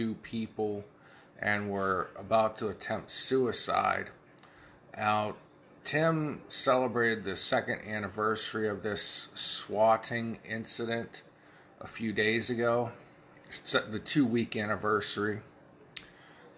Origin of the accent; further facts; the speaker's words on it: Midwest, United States; now in Ohio, United States; when I was a kid growing up in the Midwest in a small town